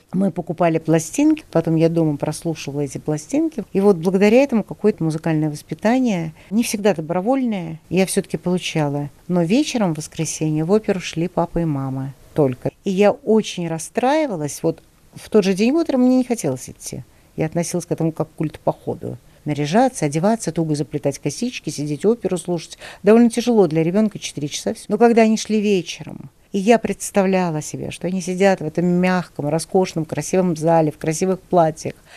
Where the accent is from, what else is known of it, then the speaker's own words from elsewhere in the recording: Saint Petersburg, Russia; now in Moscow, Russia; Я росла в Ленинграде.